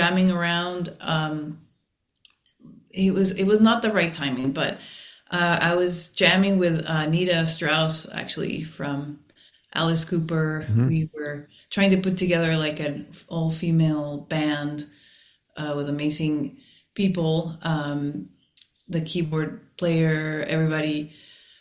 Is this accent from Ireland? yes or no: no; Mexico; now in Los Angeles, United States; we grew up in Mexico